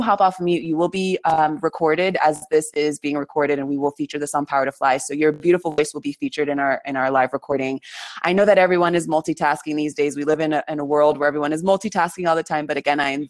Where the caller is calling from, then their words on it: Patagonia, Argentina; I'm calling from Patagonia in Argentina.